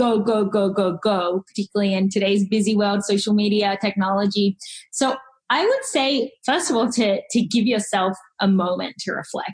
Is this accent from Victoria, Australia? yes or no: no; Sydney, New South Wales, Australia; moved away as an adult; now in Seattle, United States; I grew up in Australia